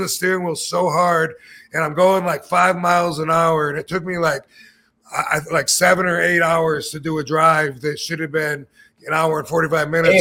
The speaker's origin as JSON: {"language": "English", "region": "Michigan", "country": "United States", "tie": "born or raised there", "moved": "yes", "said": "I grew up in Michigan. As a kid, it was fun to play in the oh, snow."}